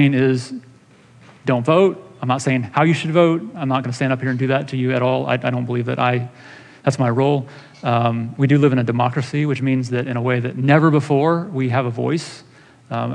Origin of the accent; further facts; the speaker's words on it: United States; We as American Christians